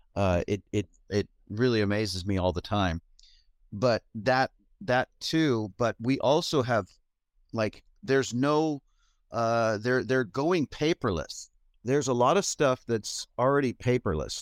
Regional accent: California, United States; moved away as an adult; now in Denmark; I'm born and raised in California, and then I've moved, uh, twenty years ago, I moved to Denmark

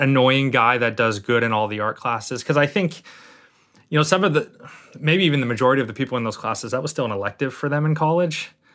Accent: Martha's Vineyard, Massachusetts, United States; also born or lived in Lynn, Massachusetts; now in New Jersey, United States; I grew up on Martha's Vineyard.

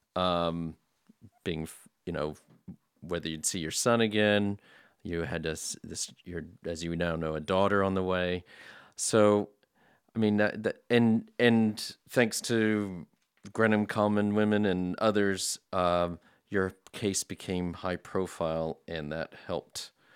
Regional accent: United States; I'm an American

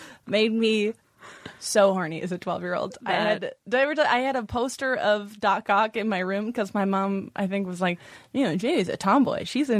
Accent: Brockton, Massachusetts, United States; born or raised there

